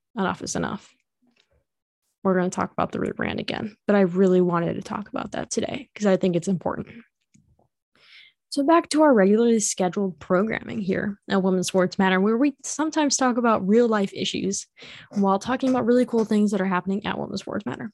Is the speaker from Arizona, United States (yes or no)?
no; Illinois, United States; I am from Illinois